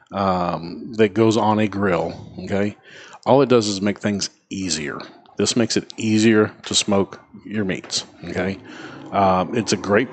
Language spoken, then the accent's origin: English; Memphis, Tennessee, United States; moved away; I grew up in Memphis, Tennessee